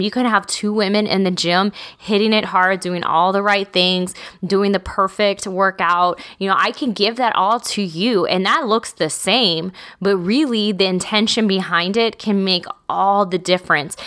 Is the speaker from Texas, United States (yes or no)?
yes; Texas, United States; I'm from small towns. I'm from Texas.